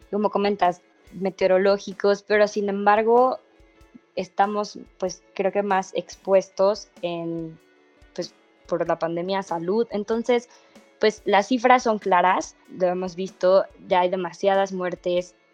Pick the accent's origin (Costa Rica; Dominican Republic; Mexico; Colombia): Mexico; es algo que creo que como mexicanos tenemos claro, desgraciadamente hay muchísima corrupción dentro de la política de nuestro país.